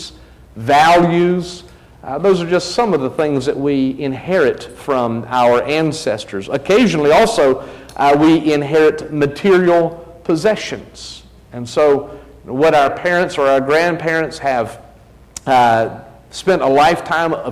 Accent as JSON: {"language": "English", "town": "New Bern", "region": "North Carolina", "country": "United States", "tie": "born or raised there", "also_born_or_lived": "mountains of Virginia", "said": "I was born in Virginia, the mountains of Virginia, grew up in New Bern"}